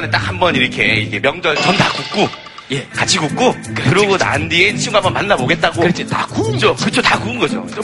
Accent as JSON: {"language": "Korean", "region": "Busan", "country": "South Korea", "tie": "born or raised there", "moved": "yes", "said": "저는 고향이 부산이고"}